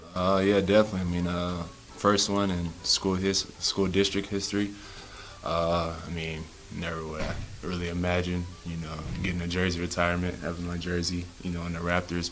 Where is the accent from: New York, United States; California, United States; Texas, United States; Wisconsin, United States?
Texas, United States; Killeen; now in Salt Lake City, United States; being from Killeen